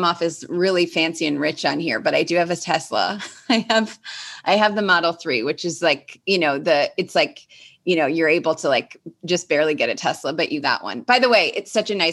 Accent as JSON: {"language": "English", "town": "Cleveland", "region": "Ohio", "country": "United States", "tie": "born or raised there", "moved": "as an adult", "lives_now": "Los Angeles, United States", "said": "growing up in Cleveland in high school"}